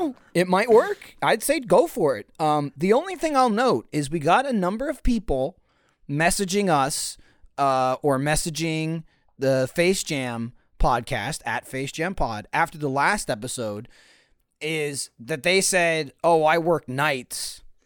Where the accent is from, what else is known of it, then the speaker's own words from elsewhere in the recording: East Coast, United States; moved away; I grew up on the East Coast where there's just hot dogs everywhere